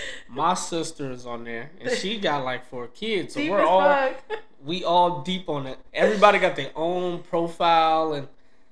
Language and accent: English; DeKalb, Illinois, United States; also born or lived in Chicago, Illinois / Aurora, Illinois; I think we moved to DeKalb, I think, my fourth grade year.